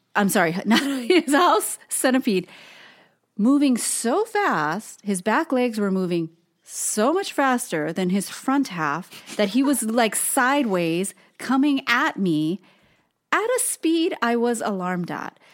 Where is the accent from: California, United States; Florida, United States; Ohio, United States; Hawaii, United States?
Hawaii, United States; moved away as an adult; now in Portland, United States; Tosin and I were both born and raised in Hawaii